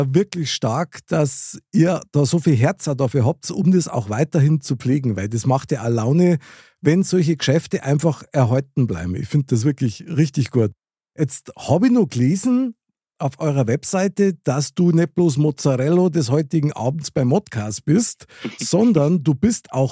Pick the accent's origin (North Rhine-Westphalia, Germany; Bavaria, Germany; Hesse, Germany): Bavaria, Germany; Munich; ich bin in München aufgewachsen, ich bin da geboren, sogar in der Nähe vom Oktoberfest